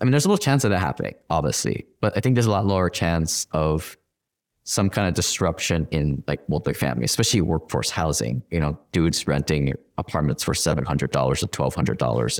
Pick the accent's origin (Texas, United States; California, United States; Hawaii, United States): Hawaii, United States; I'm from Hawaii. Everybody is kind of knows each other. It's like family. It's Ohana